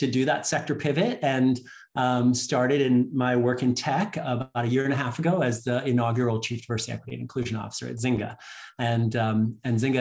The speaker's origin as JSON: {"language": "English", "town": "Chicago", "region": "Illinois", "country": "United States", "tie": "born or raised there", "also_born_or_lived": "Canada", "said": "born in Canada, and but I grew up in Chicago in the United States, which is a city in the Midwest."}